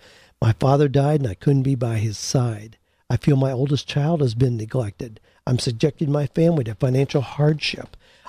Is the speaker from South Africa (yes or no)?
no; Peru; moved away as an adult; now in Los Angeles, United States; I immigrated from Peru to Los Angeles, struggled for years